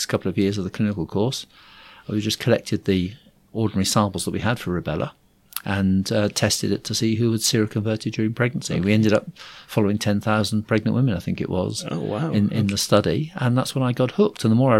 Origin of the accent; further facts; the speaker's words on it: Liverpool, North West England, United Kingdom; born there; also born or lived in Surrey / Cambridgeshire; Oh, wow. That's a long, complicated story. So I was born in Liverpool.